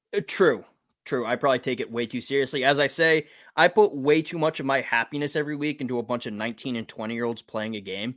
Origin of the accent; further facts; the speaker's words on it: Massachusetts, United States; moved away as an adult; also born or lived in Alabama; I'm from Massachusetts